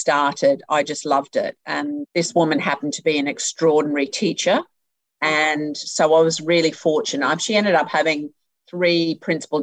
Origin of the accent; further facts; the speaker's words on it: Rockhampton, Queensland, Australia; also born or lived in Brisbane; I was born in Brisbane, but grew up in Rockhampton. I was there from the time I was three